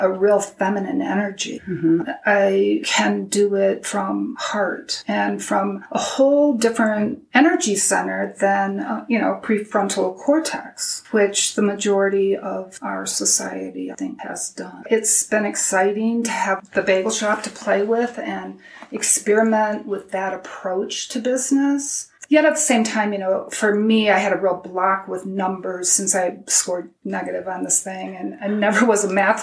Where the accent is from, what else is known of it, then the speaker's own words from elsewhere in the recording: Midwest, United States; moved away; we grew up in the Midwest